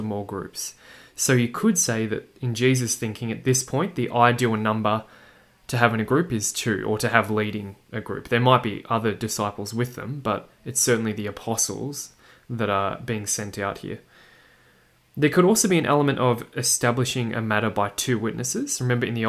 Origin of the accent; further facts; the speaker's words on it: Australia; my accent that you can probably hear, that I'm from Australia